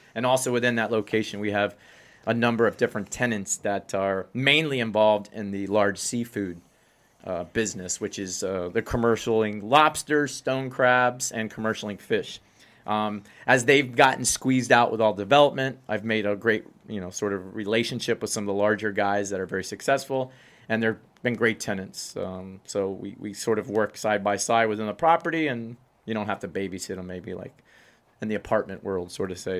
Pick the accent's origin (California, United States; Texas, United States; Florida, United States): Florida, United States; Miami; I'm born and raised in Miami